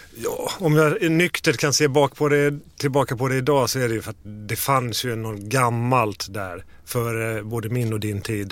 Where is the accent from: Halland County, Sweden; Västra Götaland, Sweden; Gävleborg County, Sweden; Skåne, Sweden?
Halland County, Sweden; Falkenberg; moved away; västkusten, Falkenberg